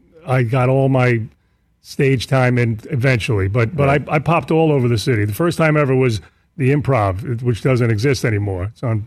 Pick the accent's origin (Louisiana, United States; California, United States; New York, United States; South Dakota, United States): New York, United States; New York City; my hometown, Queens